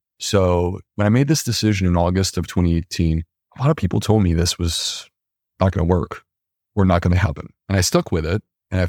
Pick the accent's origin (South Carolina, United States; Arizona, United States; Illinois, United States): South Carolina, United States; Charleston; I was humble doctor from Charleston, South Carolina